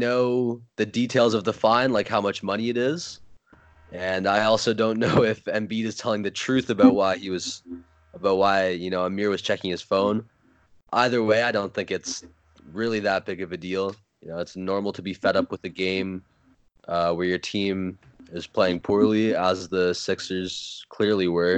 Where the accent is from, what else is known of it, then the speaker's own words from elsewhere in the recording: Toronto, Ontario, Canada; I'm from Toronto